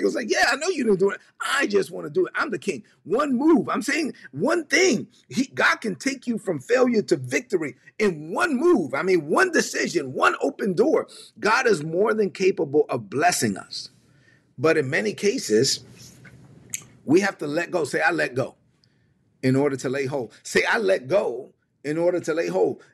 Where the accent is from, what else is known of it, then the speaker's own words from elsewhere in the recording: New York City, New York, United States; also born or lived in La Vega, Dominican Republic; I grew up in East New York, Brooklyn.